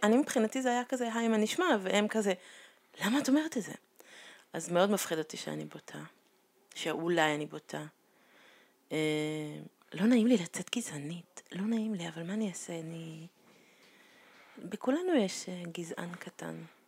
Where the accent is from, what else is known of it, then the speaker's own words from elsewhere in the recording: Israel; first language Hebrew; נולדתי פה